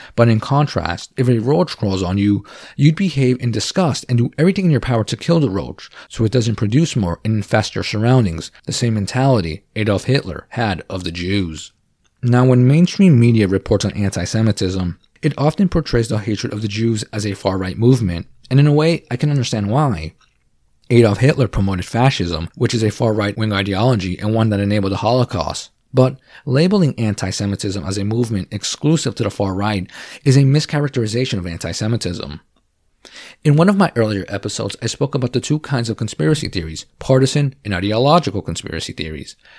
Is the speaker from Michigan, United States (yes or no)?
no; New Jersey, United States; I am from New Jersey